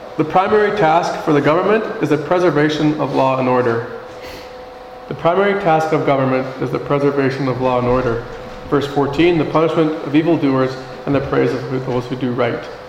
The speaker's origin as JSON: {"language": "English", "country": "Canada", "said": "our responsibility as Canadian citizens"}